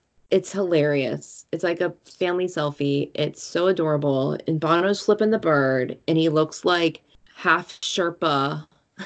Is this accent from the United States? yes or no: yes; Shaker Heights, Ohio, United States; The new show Little Fires Everywhere takes place in my hometown.